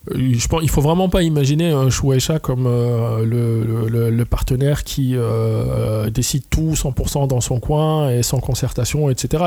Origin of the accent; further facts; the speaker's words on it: Trappes, Île-de-France, France; la ville d'où je viens, de Trappes, donc dans les Yvelines